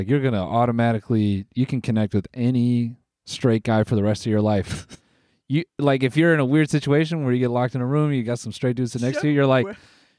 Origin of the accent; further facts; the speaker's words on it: Los Angeles, California, United States; also born or lived in Canada; But I pretty much grew up in LA.